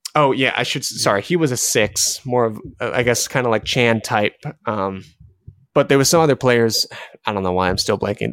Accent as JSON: {"language": "English", "country": "United States", "said": "us as American fans"}